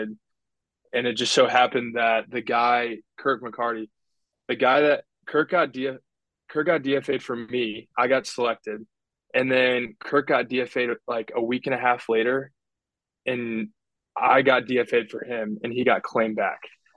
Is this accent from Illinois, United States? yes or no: yes; Chicago, Illinois, United States; my whole dad's side's from Ohio, and I grew up in the Chicago area